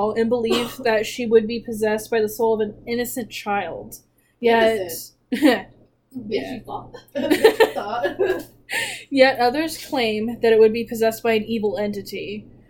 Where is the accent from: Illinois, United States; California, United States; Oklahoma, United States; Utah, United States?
California, United States; Paradise; we were living in Paradise, California